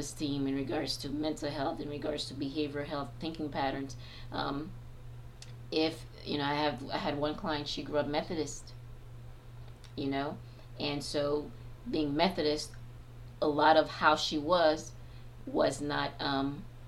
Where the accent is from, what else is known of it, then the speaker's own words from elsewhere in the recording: Haiti; moved away; I am a Black woman, so I'm originally from Haiti